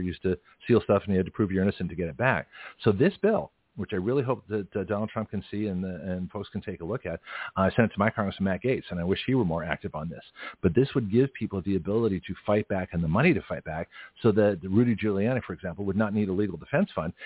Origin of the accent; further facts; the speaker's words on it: Canada; now in United States; I was born in Canada